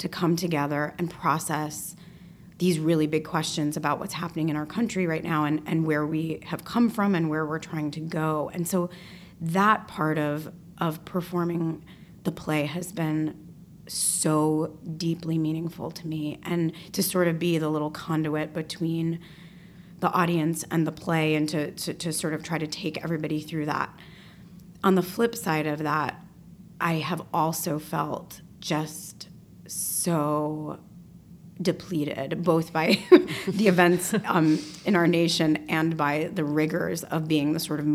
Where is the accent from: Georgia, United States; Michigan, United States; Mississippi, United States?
Michigan, United States; Detroit; moved away; a young woman growing up in Detroit